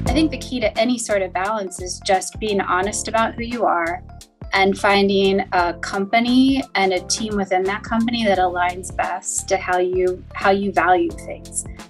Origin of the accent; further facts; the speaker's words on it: Cincinnati, Ohio, United States; I grew up in Cincinnati, and so I was local ish to campus